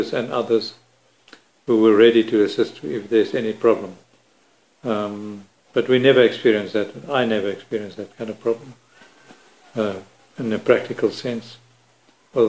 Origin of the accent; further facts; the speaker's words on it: South Africa; as a South African